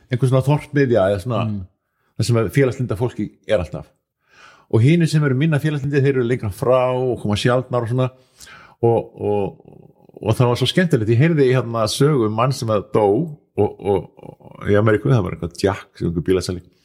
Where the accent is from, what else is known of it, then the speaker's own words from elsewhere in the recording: Akureyri, Northeastern Region, Iceland; ég er frá Akureyri